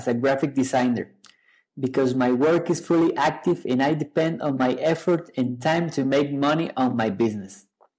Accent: Costa Rica; I'm from Costa Rica

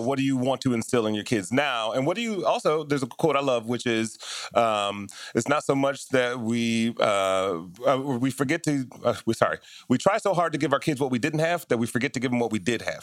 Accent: Detroit, Michigan, United States; I grew up in Detroit in very similar circumstances

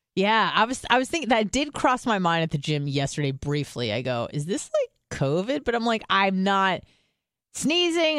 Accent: California, United States; moved away; I'm from California.

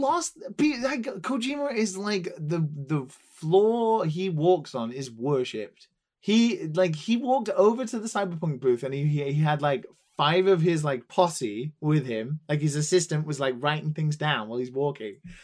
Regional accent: England, United Kingdom; now in Tokyo, Japan; I'm English

